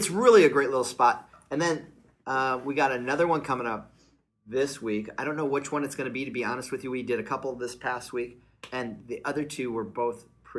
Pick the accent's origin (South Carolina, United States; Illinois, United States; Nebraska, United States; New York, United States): Illinois, United States; Joliet; when I grew up in Joliet, Illinois, there was a lot of little cafe, little restaurants.